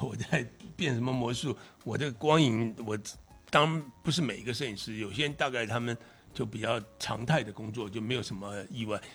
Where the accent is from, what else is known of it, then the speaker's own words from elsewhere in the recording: Taiwan; 我小时候也在那边住过， 嗯 就那个那个城市住过。 嗯 那其实台湾很多那个年代都基本很像。